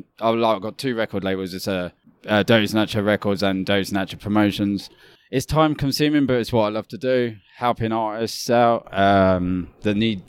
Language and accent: English; England, United Kingdom; I'm from England, which is far away.